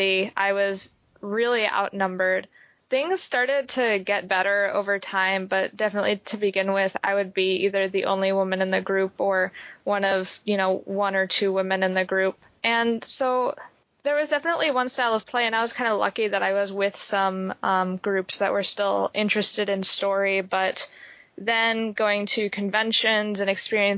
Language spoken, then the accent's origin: English; East Coast, New York, United States; moved away as an adult; also born or lived in Springfield, Ohio; in high school, I was growing up on the East Coast